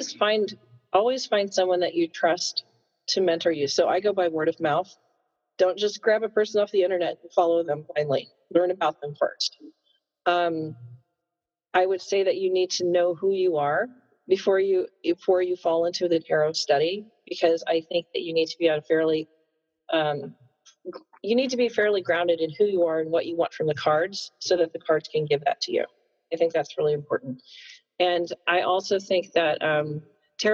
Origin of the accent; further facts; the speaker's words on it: Missouri, United States; as a white kid growing up in Missouri